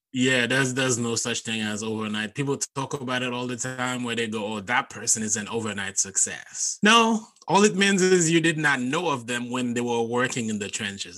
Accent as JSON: {"language": "English", "country": "Haiti", "tie": "born or raised there", "second_language": "English", "moved": "as an adult", "lives_now": "United States", "said": "I grew up in Haiti and growing up in my culture, we did not have stand up comedy. So I moved to the US in 2008 for college"}